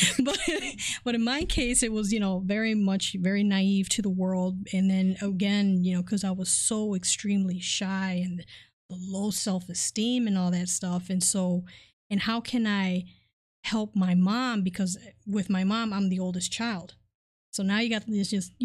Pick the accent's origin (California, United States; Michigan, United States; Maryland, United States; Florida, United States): Michigan, United States; Detroit; also born or lived in Chicago, Illinois; I was born over in Chicago, but basically I was Detroit raised